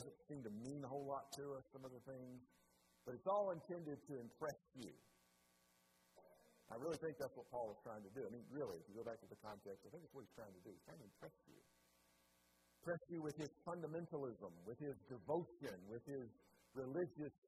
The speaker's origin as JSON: {"language": "English", "town": "Chattanooga", "region": "Tennessee", "country": "United States", "tie": "born or raised there", "said": "In the 1970s, I was born in Chattanooga, Tennessee"}